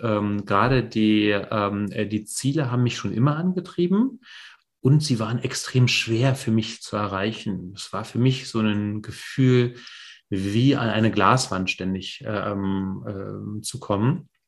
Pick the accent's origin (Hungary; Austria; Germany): Germany; East Germany; moved away; also born or lived in Poland / West Berlin; ich bin in der DDR ähm, geboren und aufgewachsen äh, die ersten Jahre.